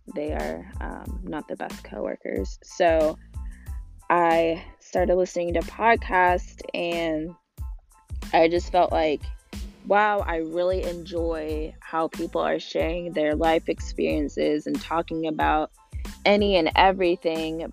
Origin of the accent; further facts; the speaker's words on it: Northwest Arkansas, United States; also born or lived in Little Rock, Arkansas; I always say I'm from Northwest Arkansas, but I was actually born in Little Rock